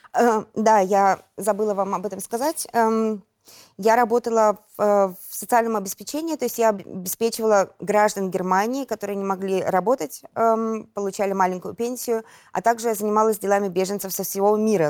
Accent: Belarus; moved away as an adult; мы белорусы

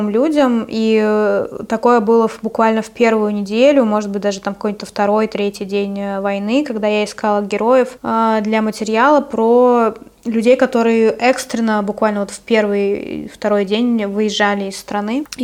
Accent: Russia; они прекрасно знают, что я из России

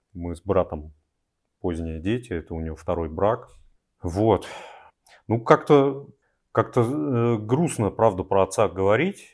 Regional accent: Siberia, Altai Krai, Russia; в нашем, вот, Алтайском крае, откуда я родом, и с, в Сибири

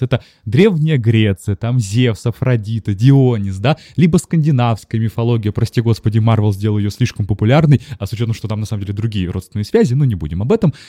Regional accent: Saint Petersburg, Russia; я школьник питерский

